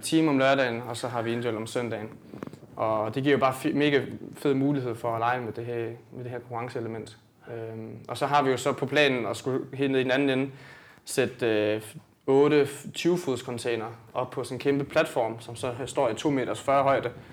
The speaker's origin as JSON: {"language": "Danish", "town": "Sønderborg", "region": "Southern Denmark", "country": "Denmark", "said": "jeg kommer ned fra Sønderborg"}